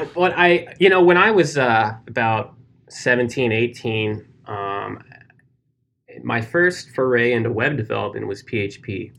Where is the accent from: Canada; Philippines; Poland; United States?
United States; my home state's beer